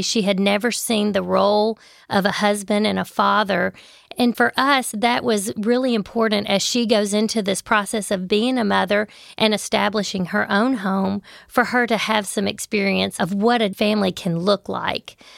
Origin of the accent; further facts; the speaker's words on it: Memphis, Tennessee, United States; I grew up in Memphis. I lived in Memphis my entire life